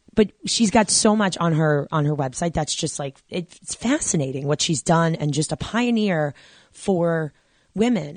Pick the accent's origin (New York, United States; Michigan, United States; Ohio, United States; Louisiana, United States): New York, United States; I'm originally from New York